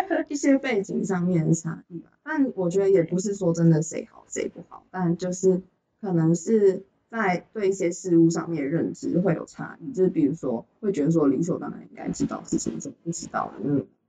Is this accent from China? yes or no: no; Taichung, Taiwan; 我是汉人，然后我是来自台中，然后我现在读政大美国七大二这样子